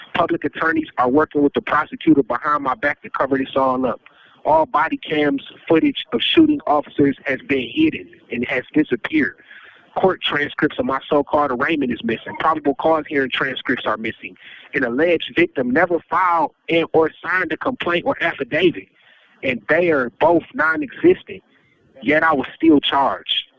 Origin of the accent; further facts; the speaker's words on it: United States; an American taxpaying citizen